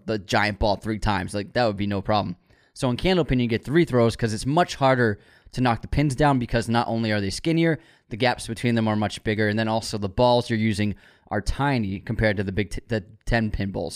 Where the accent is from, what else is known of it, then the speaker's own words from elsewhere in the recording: Waltham, Massachusetts, United States; it was called the Wall-X because we grew up in Waltham